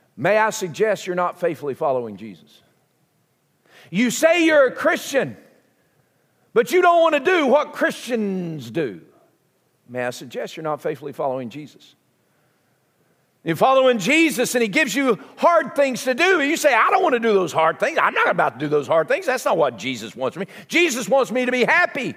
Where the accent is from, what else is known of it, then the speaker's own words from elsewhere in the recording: southern United States, United States; accent: southern; my southern accent